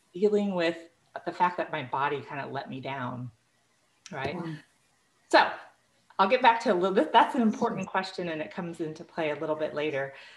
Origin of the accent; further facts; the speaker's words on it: Illinois, United States; moved away as an adult; now in Texas, United States; I grew up in Illinois.